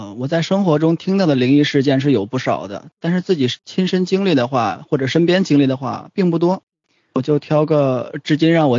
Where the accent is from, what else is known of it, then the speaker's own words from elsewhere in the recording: Tangshan, Hebei, China; moved away; 就是我们老家唐山，